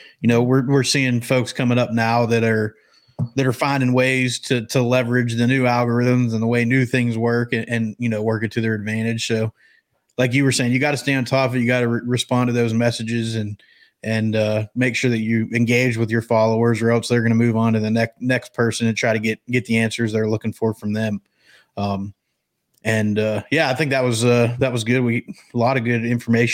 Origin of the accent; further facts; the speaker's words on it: Pennsylvania, United States; growing up in Pennsylvania